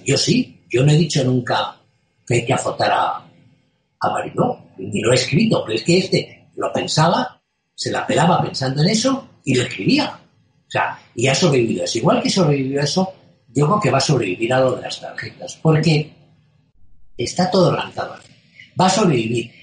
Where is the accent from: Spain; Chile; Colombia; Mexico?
Spain; los que nacimos en la España de hace seis décadas y recordamos cómo era la España rural